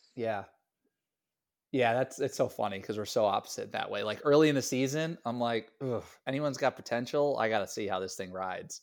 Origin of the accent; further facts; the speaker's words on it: Niantic, Connecticut, United States; I played for Niantic, Connecticut Legion